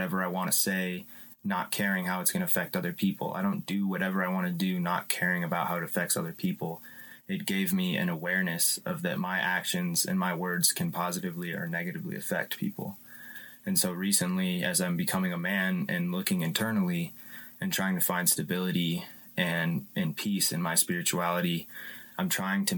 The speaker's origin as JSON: {"language": "English", "town": "Louisville", "region": "Colorado", "country": "United States", "tie": "born or raised there", "said": "I was raised in Louisville, Colorado"}